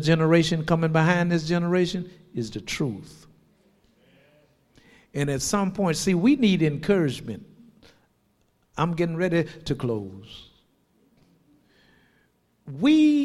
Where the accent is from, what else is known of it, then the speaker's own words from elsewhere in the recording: Shreveport, Louisiana, United States; I'm born and raised in Shreveport.